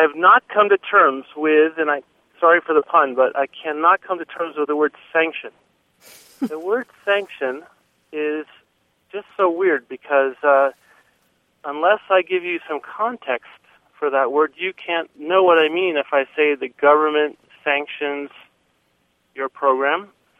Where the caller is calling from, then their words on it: Bozeman, Montana, United States; I'm from Bozeman, Montana.